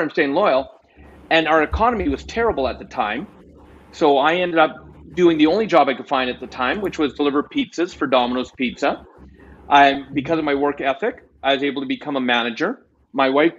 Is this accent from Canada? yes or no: yes; Canada; I'm Canadian